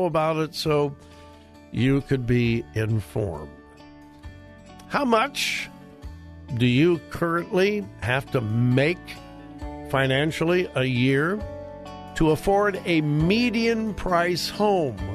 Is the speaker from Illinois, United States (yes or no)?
no; Southern California, United States; I grew up in Southern California with a bunch of hillbillies. My parents were from Missouri